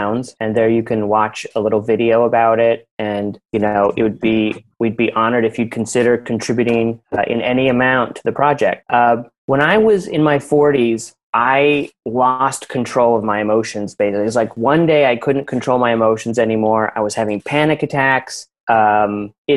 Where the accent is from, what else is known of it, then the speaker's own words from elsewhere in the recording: Salt Lake City, Utah, United States; I grew up in Salt Lake City, and it was like a quiet neighborhood.